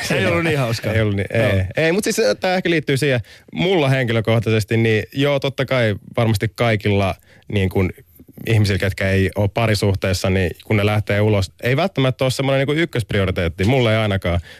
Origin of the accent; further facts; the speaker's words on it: Spain; Finnish is a second language; mä oon espanjalainen